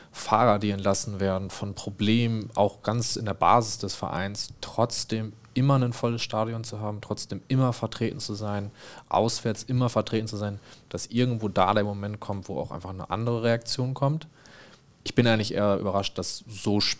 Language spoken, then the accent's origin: German; Dortmund, North Rhine-Westphalia, Germany; und dann saß man halt als Dortmunder und Schalke